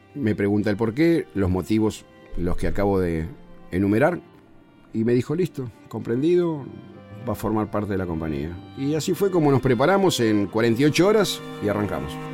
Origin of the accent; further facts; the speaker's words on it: Buenos Aires, Argentina; Yo soy porteño, nacido en Caballito, criado en San Telmo y hice mi primaria acá en el centro, en la ciudad de Buenos Aires